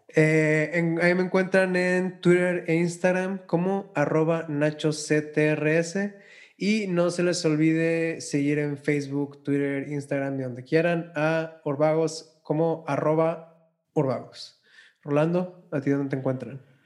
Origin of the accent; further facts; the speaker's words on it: Monterrey, Nuevo León, Mexico; porque soy de Monterrey